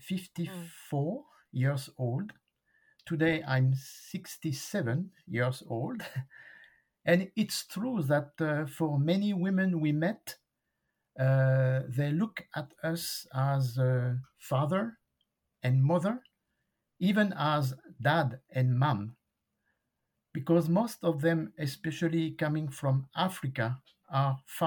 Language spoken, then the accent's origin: English; France; When I came back to France, I joined a church for 2 years